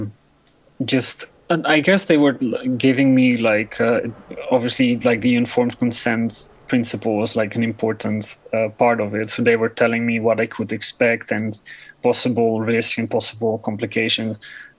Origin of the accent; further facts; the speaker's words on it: Netherlands; English is a second language; the gender clinic in my hometown